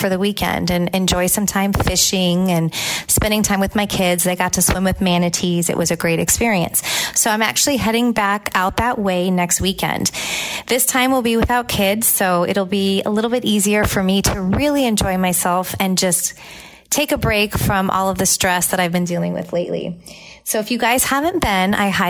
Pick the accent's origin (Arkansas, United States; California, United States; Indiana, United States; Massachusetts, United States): California, United States; now in Tampa, United States; Growing up in California, farmers markets were always a big part of my life